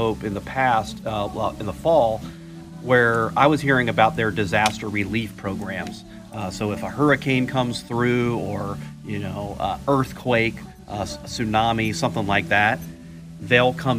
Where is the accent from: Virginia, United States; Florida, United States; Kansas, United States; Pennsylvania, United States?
Florida, United States; now in Myrtle Beach, United States; I grew up in Florida